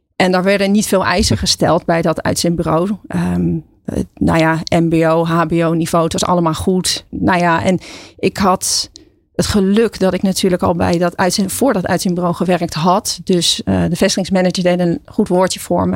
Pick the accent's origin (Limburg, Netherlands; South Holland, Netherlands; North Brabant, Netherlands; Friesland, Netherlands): South Holland, Netherlands; Katwijk; moved away as an adult; also born or lived in Leiden; now in Gorinchem, Netherlands; Ik ben in eh, Katwijk aan Zee opgegroeid. Ik ben geboren in Leiden.